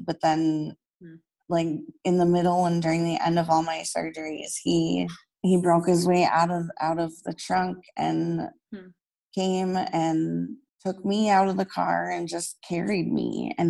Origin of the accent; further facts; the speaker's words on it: Minnesota, United States; And in my hometown church here in Minnesota, they had a healing mass for me.